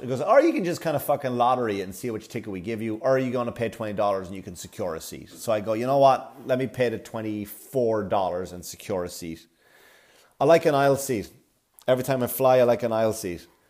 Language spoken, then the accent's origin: English; Wexford, Leinster, Ireland; now in New York, United States; I'm in Wexford town. I'm back in my hometown.